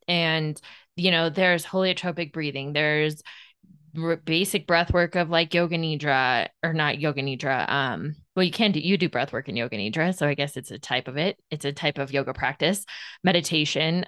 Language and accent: English; Colorado, United States; moved away; also born or lived in Southern California; I grew up in Colorado